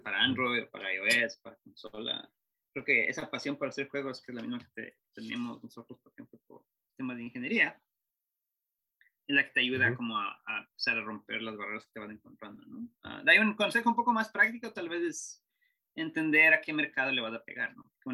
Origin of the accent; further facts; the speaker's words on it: Ecuador; yo soy de Ecuador